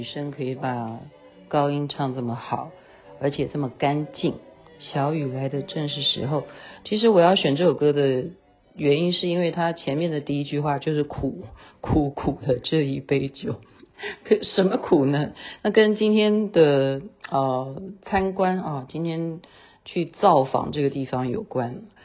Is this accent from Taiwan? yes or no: yes; Taiwan; 这样才能强调我是台湾人